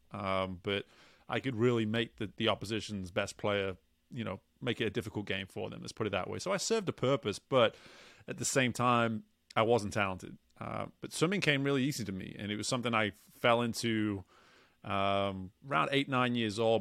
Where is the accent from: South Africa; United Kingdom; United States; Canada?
United Kingdom; England; moved away; growing up where I grew up in England, there wasn't much